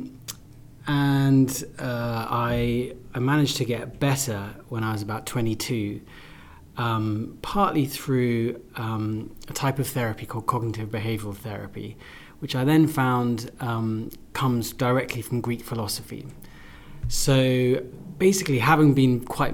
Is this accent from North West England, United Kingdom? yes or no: no; London, United Kingdom; also born or lived in Russia; I grew up in London.